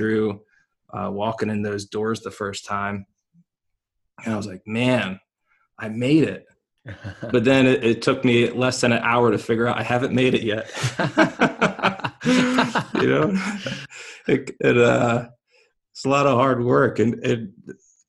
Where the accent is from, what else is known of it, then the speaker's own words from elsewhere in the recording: Philadelphia, Pennsylvania, United States; now in Germany; I grew up in Philadelphia